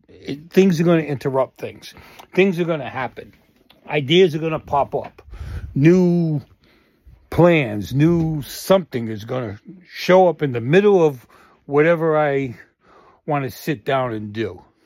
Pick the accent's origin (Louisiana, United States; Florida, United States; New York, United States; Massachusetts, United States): Massachusetts, United States; Boston; growing up in Boston and the areas we all kinda hung out in.